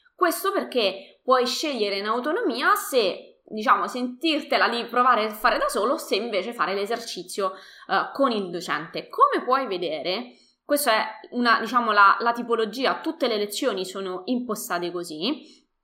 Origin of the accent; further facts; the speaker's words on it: Latina, Lazio, Italy; io uh, sono di Latina